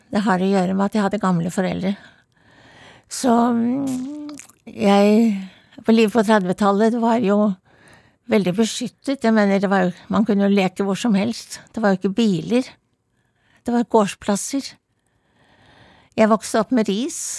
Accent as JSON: {"language": "Norwegian", "region": "Oslo", "country": "Norway", "tie": "born or raised there", "lives_now": "Bærum, Norway", "said": "Jeg var, var født i Vestjensgaten, og så vokste jeg opp på Blindern Vestre Aker."}